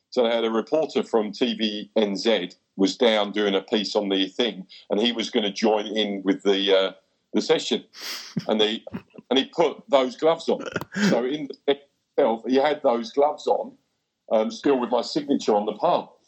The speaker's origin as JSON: {"language": "English", "region": "England", "country": "United Kingdom", "lives_now": "New Zealand", "said": "I thought you were Kiwi. I went, no, no, I'm English."}